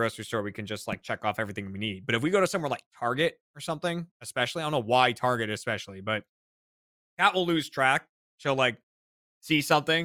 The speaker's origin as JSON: {"language": "English", "town": "Burlington", "region": "Massachusetts", "country": "United States", "tie": "born or raised there", "said": "my hometown in Burlington, Mass"}